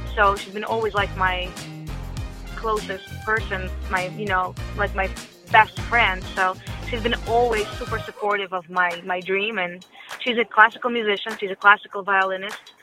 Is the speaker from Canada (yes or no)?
no; Russia; English is a second language; moved away; I was born in Russia